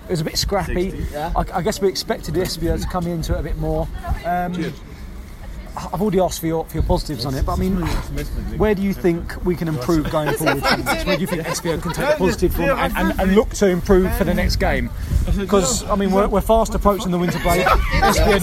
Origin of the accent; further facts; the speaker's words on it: London, United Kingdom; I'm from London